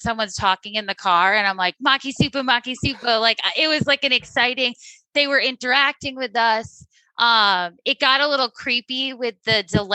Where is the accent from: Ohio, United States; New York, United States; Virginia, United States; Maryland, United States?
New York, United States; Long Island; being a New Yorker, even from Long Island